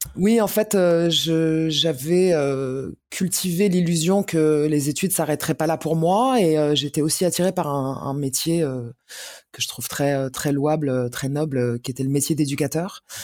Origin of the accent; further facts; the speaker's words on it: Paris, Île-de-France, France; also born or lived in Algiers, Algeria; J'ai grandi à Paris, euh, Paris Centre. Euh, j'ai fait Alger-Paris sans transition à l'âge de 4 ans et demi, 5 ans, je crois.